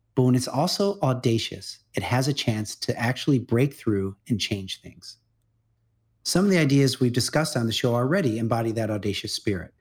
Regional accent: Midwest, United States; I grew up in the Midwest

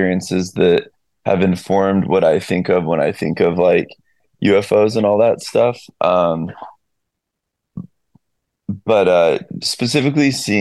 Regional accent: Redding, California, United States; moved away as an adult; also born or lived in East LA / Carlsbad / San Diego; now in Nashville, United States; I grew up in Redding, California, way up there

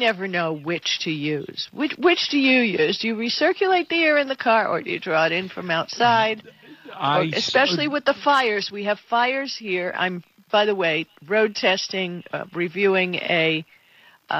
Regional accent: Miami, Florida, United States; I grew up in Miami

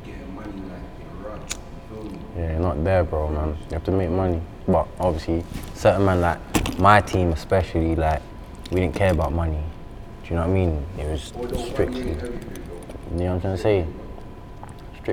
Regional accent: London, United Kingdom; I'm from South, innit? So I'm from Catford. I'm from Southeast, innit?

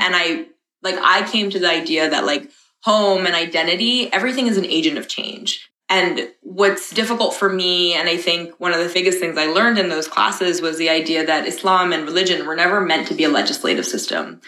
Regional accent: New York, United States; also born or lived in Dubai / Oman / Los Angeles; my parents are Pakistani, but I'm from New York

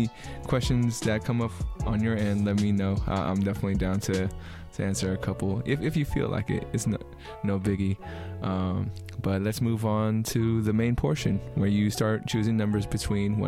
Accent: the Bay Area, California, United States; also born or lived in Long Beach, California; people knew that I was from the Bay

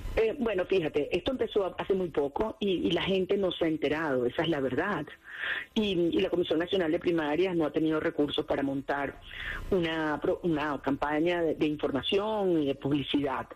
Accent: Venezuela; como venezolana

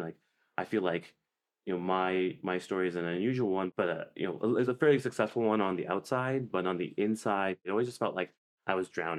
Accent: Canada; moved away as an adult; also born or lived in Oxford, United Kingdom; now in San Francisco, United States; Did medical school in my hometown in Canada.

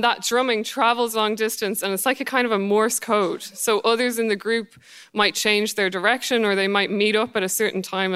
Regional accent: Ireland; I'm Irish

